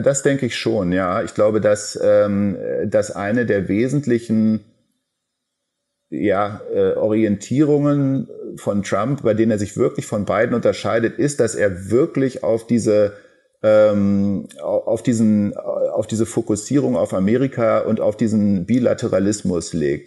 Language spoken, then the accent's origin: German; Germany; für uns als Deutsche und als Europäer